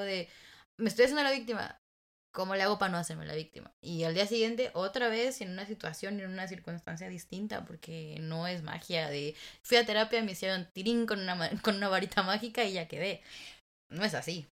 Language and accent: Spanish; Mexico; somos latinas, mexicanas